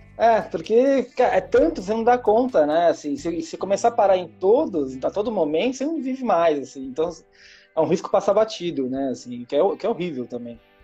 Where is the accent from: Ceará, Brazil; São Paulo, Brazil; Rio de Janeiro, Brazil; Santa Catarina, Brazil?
São Paulo, Brazil; sou paulistano